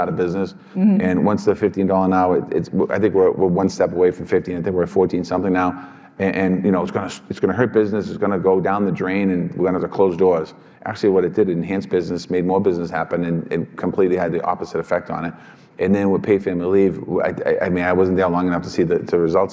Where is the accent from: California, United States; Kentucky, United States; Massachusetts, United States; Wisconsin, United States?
Massachusetts, United States; Boston; I come from Boston, so the teachers get paid well